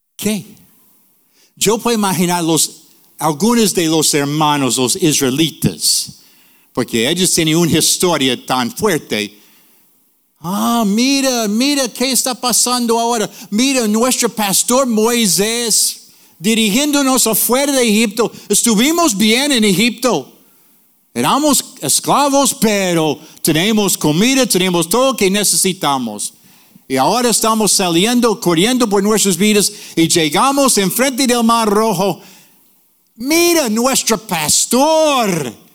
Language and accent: Spanish; North New Jersey, United States; Spanish is a second language; moved away; also born or lived in Puerto Rico; Yo nací en Nueva Jersey, North New Jersey, in the ghetto.